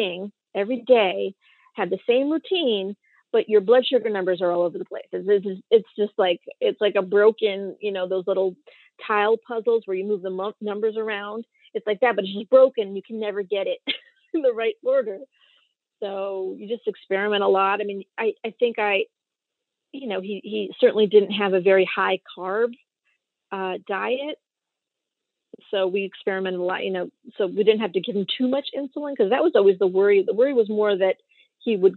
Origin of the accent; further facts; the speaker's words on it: Westchester, New York, United States; I'm from Westchester, New York, and I have a son with type 1 diabetes